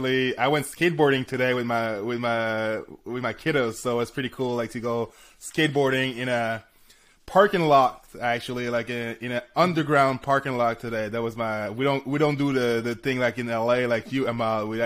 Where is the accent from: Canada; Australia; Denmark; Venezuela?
Canada; I'm from Canada.